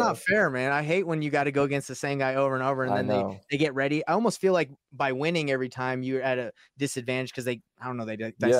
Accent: Utah, United States; So yeah, because I'm from Utah, right? So they talk about him a lot.

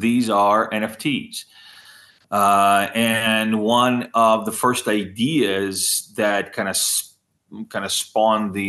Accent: United States; since I am American

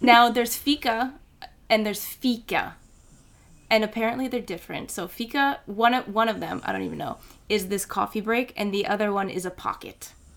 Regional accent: United States; accent: American; now in Sweden; I'm American

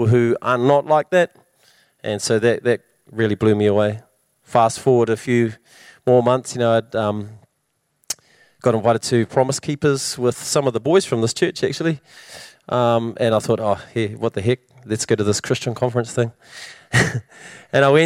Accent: Wellington, New Zealand; moved away as an adult; now in Hamilton, New Zealand; I'm from Wellington

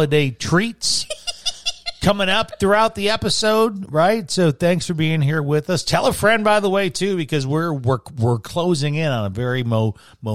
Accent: Chicago, Illinois, United States; moved away as an adult; now in Oro Valley, United States; my hometown of Chicago.

